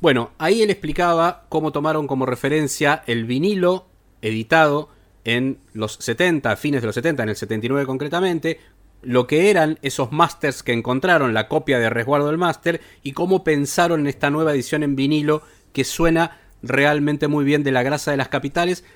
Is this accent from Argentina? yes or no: yes; Argentina; nosotros como argentinos